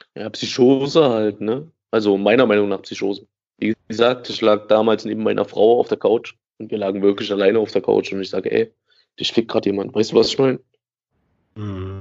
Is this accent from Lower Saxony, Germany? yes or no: no; Gera, Thuringia, Germany; ich bin in Lusan aufgewachsen. Ähm, das ist ein Bezirk, größte Trabantenstadt, so, die es hier gibt